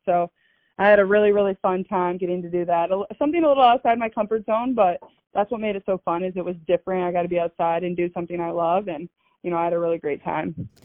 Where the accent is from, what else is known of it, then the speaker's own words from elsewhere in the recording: Des Moines, Iowa, United States; I grew up in Des Moines